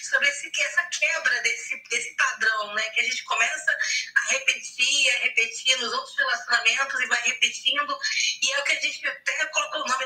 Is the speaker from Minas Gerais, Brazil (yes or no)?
no; Rio de Janeiro, Brazil; sou do estado do Rio de Janeiro.